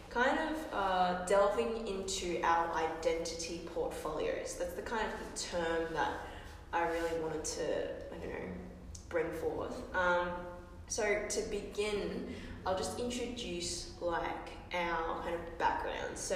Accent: Australia; our experiences growing up

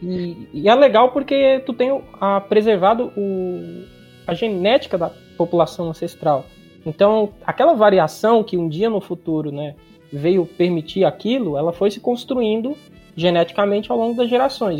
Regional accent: interior of Ceará, Brazil; uma maneira de cearense falar, do cearense do interior, de onde eu venho

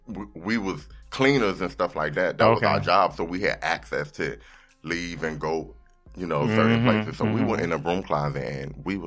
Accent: Newport News, Virginia, United States; moved away as an adult; now in New York, United States; You know, I'm a hip hop artist. I'm from... originally from Newport News, Virginia.

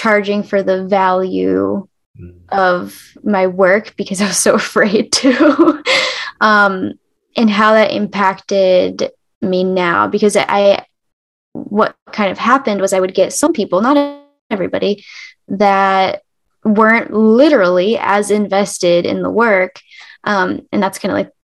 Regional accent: Michigan, United States; I'm from Michigan and we're all like, you know, farms and eat all your meats and comfort food and stuff

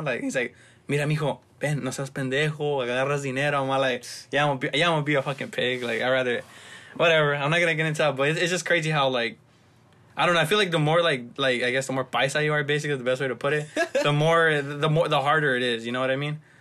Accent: Los Angeles, California, United States; growing up in South Central

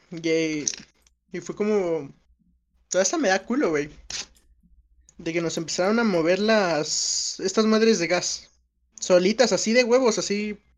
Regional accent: Mexico City, Mexico; soy de la Ciudad de México.

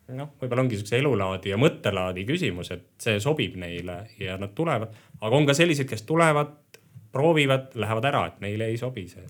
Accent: Tootsi, Pärnu County, Estonia; also born or lived in Tallinn; now in Põltsamaa, Estonia; ma ise tegelikult olen pärit Pärnumaalt, Tootsist

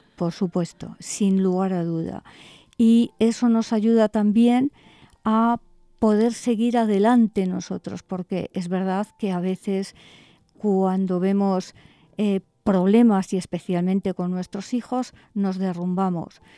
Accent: Bilbao, Basque Country, Spain; moved away as an adult; also born or lived in Madrid; yo nací en Bilbao Estuve hasta los 21 años viviendo aquí, así que soy, soy de aquí

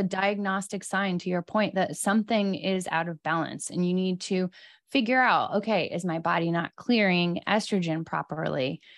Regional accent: East Coast, United States; now in Los Angeles, United States; I'm from the East Coast

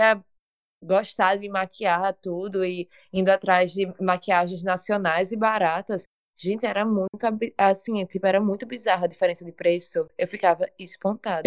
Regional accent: Natal, Rio Grande do Norte, Brazil

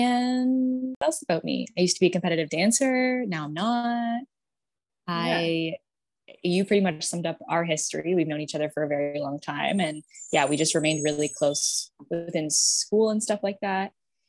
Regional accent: Toronto, Ontario, Canada; And I went to Laurier, which is located in Waterloo. I'm also from Toronto.

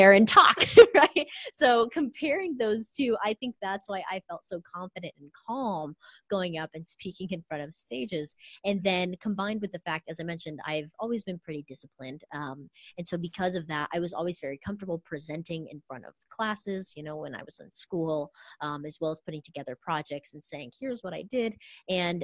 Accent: Orange County, California, United States; I grew up in Orange County in California

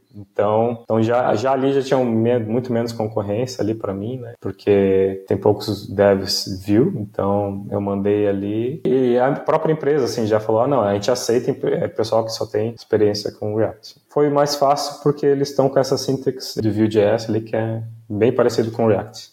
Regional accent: Brazil; also born or lived in Liverpool, England; eu sempre deixo que eu sou do Brasil ali no meu LinkedIn

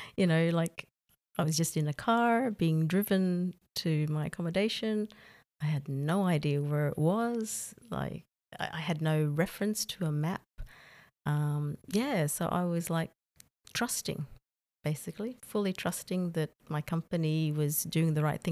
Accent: Australia; moved away as an adult; now in Saudi Arabia; I'm from Australia

